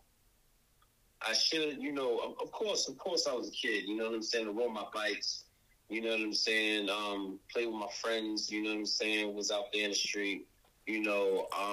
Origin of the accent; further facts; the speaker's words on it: Boston, Massachusetts, United States; I moved around Boston, but I really grew up in Jamaica Plain.